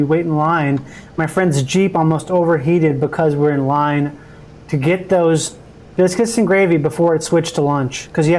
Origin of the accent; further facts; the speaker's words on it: Minnesota, United States; moved away; also born or lived in Tallahassee, Florida; I grew up in Minnesota.